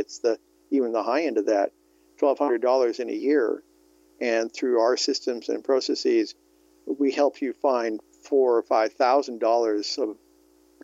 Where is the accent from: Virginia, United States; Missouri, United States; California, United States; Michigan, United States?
California, United States; also born or lived in Vermont; Born and raised in California